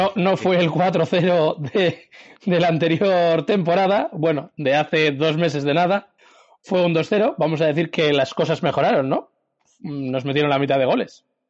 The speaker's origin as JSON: {"language": "Spanish", "town": "Bilbao", "region": "Basque Country", "country": "Spain", "said": "yo soy santuchero y santucho a muerte"}